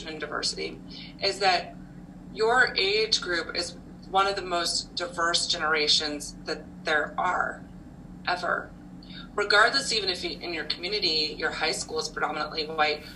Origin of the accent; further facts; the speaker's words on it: Nebraska, United States; moved away as an adult; I'm originally from Nebraska, so I moved around quite a bit after college